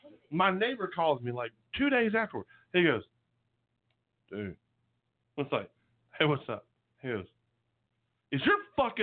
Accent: southern Mississippi, United States; I grew up in southern Mississippi.

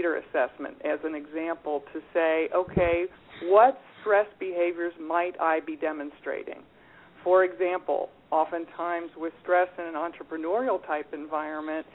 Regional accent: Cincinnati, Ohio, United States; I grew up in Cincinnati

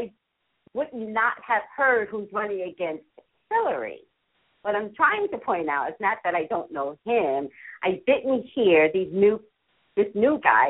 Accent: New York, United States

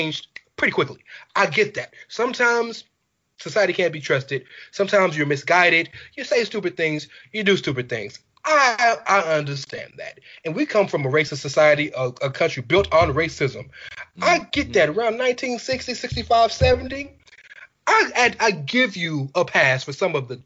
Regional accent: Texas, United States; I'm from Texas.

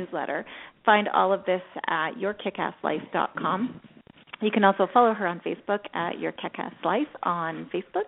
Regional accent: Scotland, United Kingdom; I'm Scottish

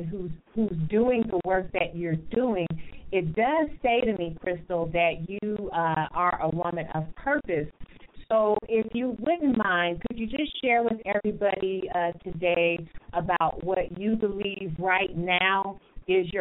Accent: California, United States; now in Grand Rapids, United States; I'm from California and I'm over here in Grand Rapids, Michigan

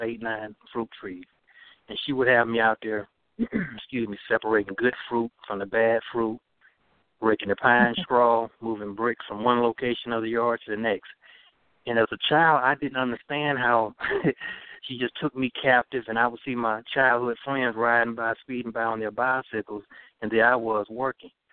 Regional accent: Dothan, Alabama, United States; growing up in Southeast Alabama

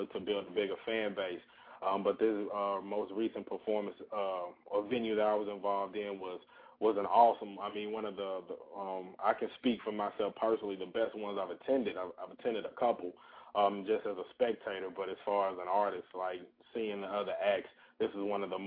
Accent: St. Louis, Missouri, United States; moved away as an adult; also born or lived in Alabama / Georgia; now in Atlanta, United States; I'm originally from St. Louis, Missouri.

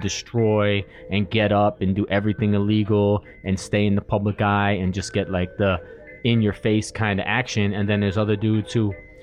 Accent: New York City, New York, United States; I grew up in New York City

